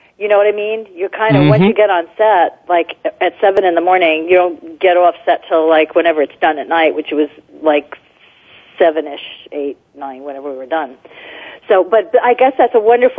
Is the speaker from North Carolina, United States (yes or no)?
no; New Jersey, United States; now in California, United States; when I was growing up in New Jersey